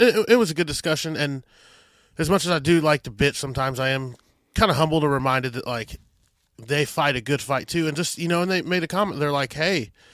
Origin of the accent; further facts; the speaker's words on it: Adrian, Missouri, United States; Adrian, Missouri, my hometown